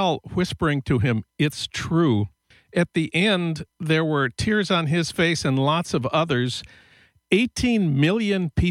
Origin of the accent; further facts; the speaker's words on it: St. Paul, Minnesota, United States; now in Los Angeles, United States; my hometown of St. Paul